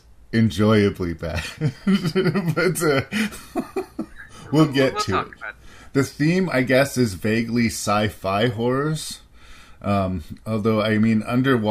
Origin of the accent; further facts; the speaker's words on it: Canada; I'm Canadian